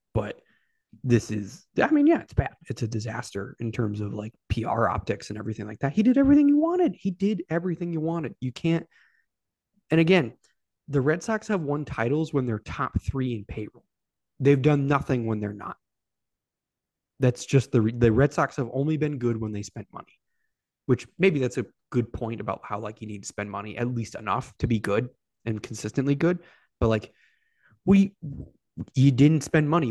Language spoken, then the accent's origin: English; Sacramento, California, United States; now in Charlotte, United States; I grew up in Sacramento